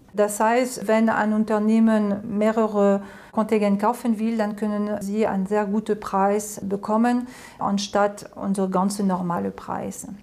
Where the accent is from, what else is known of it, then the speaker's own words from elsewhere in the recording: France; German is a second language; moved away as an adult; now in Germany; ich bin Französin. Ich habe äh, angefangen, Deutsch zu lernen mit elf im College